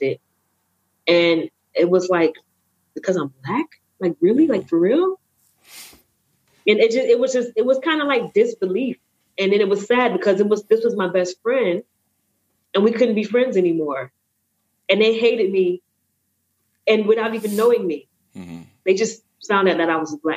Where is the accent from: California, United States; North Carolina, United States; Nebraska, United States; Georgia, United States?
Georgia, United States; Atlanta; moved away; also born or lived in Ohio; I'm from Atlanta. I grew up in Atlanta and Ohio. Went to Ohio for art school.